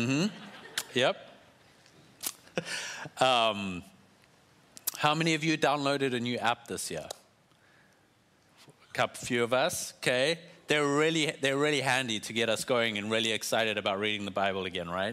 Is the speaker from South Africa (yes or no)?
yes; South Africa; I'm South African